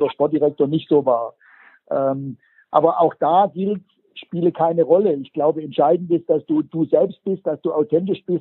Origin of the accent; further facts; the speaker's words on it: Baden-Württemberg, Germany; accent: Swabian; Also einer der Begriffe, die ich wirklich, ich sage das jetzt mal als Schwabe hasse, ist, wenn jemand sagt, man sollte, schwäbisch, mossot.